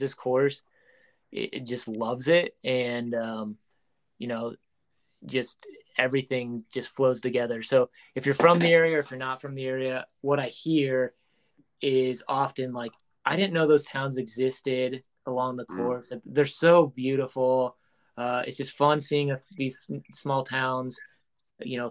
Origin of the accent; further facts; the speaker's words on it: Omaha, Nebraska, United States; we grew up in Omaha.